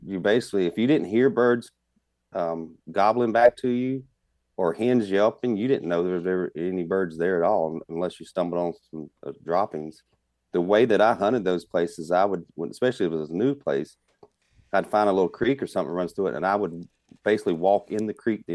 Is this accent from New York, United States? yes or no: no; South Carolina, United States; now in Midwest, United States; I grew up in South Carolina